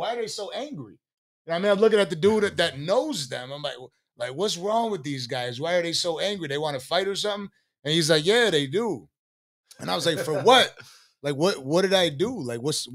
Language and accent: English; Buffalo, New York, United States; also born or lived in Tonawanda; I lived in the east side, then I lived in the west side, then I moved to North Buffalo, then I moved to Riverside, then I moved to Tonawanda